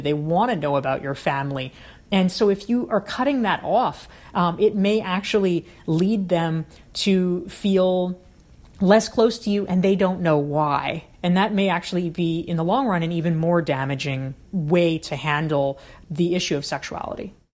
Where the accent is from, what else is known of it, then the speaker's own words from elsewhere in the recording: the South, United States; I grew up in the South